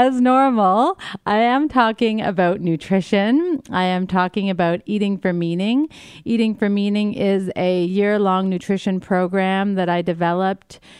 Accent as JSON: {"language": "English", "region": "New Brunswick", "country": "Canada", "tie": "born or raised there", "moved": "yes", "lives_now": "New York City, United States", "said": "I grew up in New Brunswick, Canada, so it's not like it's foreign to me. It is actually home in many ways"}